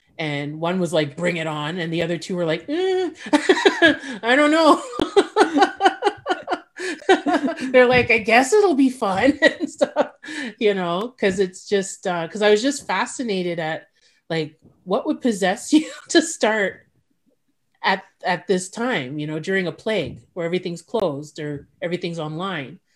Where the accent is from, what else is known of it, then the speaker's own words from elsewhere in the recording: Montreal, Quebec, Canada; now in Ottawa, Canada; I'm from Montreal, so I stayed at my sister's house.